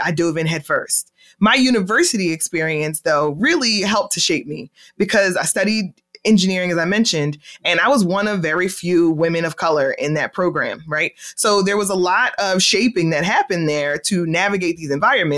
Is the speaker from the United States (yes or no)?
yes; Philadelphia, Pennsylvania, United States; I am originally from Philadelphia, born and raised in Philadelphia